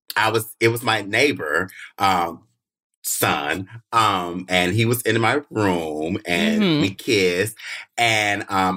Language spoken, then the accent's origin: English; Southern United States, United States; And my mother hates it because, you know, I come from the South.